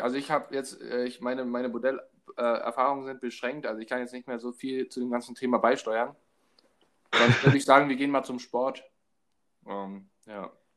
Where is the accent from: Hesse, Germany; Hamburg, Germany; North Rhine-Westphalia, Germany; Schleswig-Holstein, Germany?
Hamburg, Germany; ich komme aus Hamburg